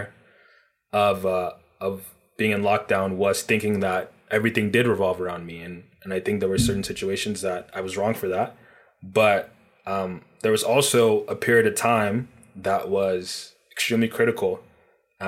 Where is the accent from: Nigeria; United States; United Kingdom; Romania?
Nigeria; now in Toronto, Canada; I'm originally from Nigeria